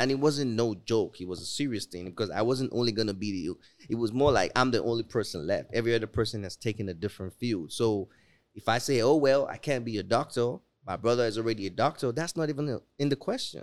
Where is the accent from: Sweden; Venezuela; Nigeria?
Nigeria; Lagos; now in United States; I'm grateful to have been born in Africa.